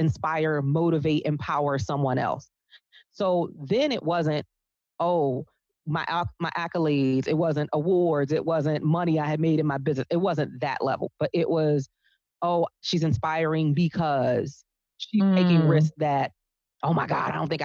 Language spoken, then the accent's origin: English; Baltimore, Maryland, United States; I was born and raised in Baltimore